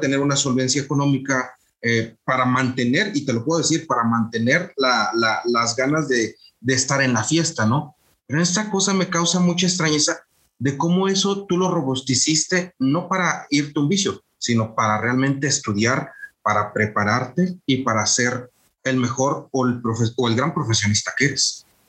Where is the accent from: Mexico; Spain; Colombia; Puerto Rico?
Mexico; moved away; somos mexicanos haciendo negocios en Europa